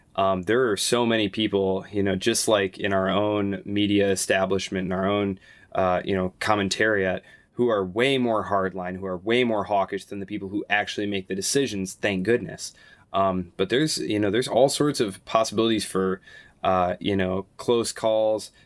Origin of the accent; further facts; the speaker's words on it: United States; as an American